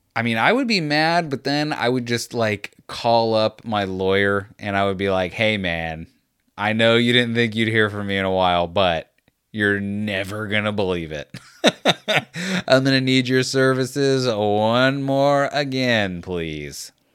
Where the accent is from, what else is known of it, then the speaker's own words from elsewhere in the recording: United States; I'm American